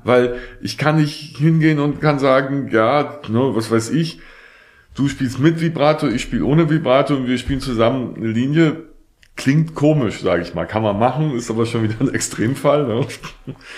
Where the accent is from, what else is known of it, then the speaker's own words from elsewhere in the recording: Hamburg, Germany; ich bin in Hamburg geboren und da aufgewachsen